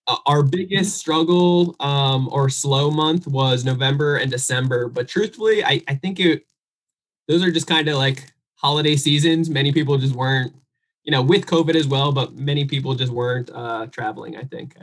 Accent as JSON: {"language": "English", "region": "New Jersey", "country": "United States", "said": "I'm originally from New Jersey"}